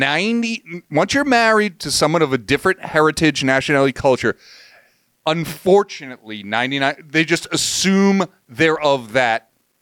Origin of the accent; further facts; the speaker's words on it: Massachusetts, United States; moved away; I grew up in Massachusetts, which is notoriously famous for education, right?